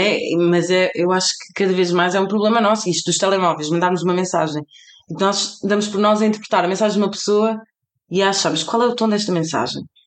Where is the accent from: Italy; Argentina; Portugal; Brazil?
Portugal; also born or lived in Cape Verde; para mim que sou portuguesa